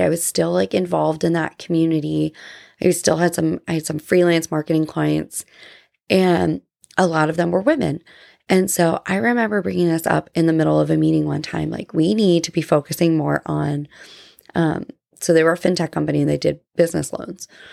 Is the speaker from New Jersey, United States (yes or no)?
yes; New Jersey, United States; now in Georgia, United States; I grew up in New Jersey